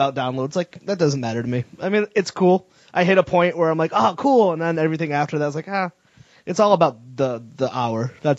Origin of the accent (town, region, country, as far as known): Meriden, Connecticut, United States; born or raised there